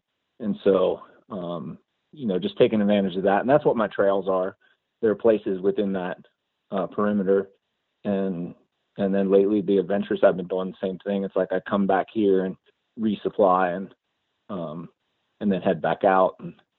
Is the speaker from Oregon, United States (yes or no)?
yes; Ashland, Oregon, United States; I'm from Ashland, Oregon.